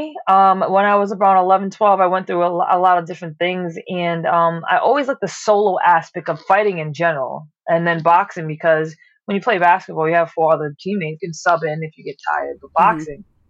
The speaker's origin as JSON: {"language": "English", "town": "Providence", "region": "Rhode Island", "country": "United States", "also_born_or_lived": "South Philadelphia, Pennsylvania", "moved": "yes", "lives_now": "Philadelphia, United States", "said": "originally from Providence, Rhode Island, and now reside in South Philly"}